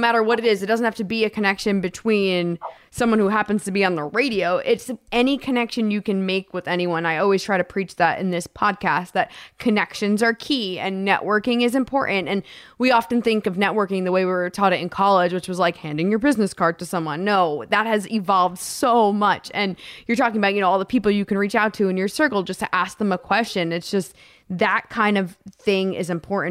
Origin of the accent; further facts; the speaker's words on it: East Coast, United States; I grew up on the East Coast